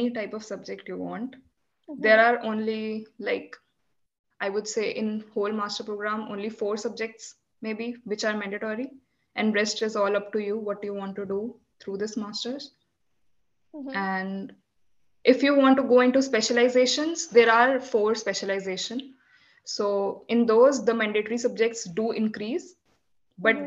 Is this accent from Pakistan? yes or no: no; Delhi, India; first language Hindi; English is a second language; moved away as an adult; now in Iceland; So my mother tongue is Hindi. I come from North India, specifically the capital of India, Delhi.